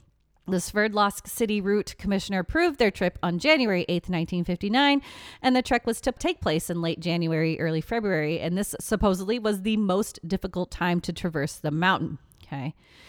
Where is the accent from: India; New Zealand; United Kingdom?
United Kingdom; England; We're very English. We're very sorry.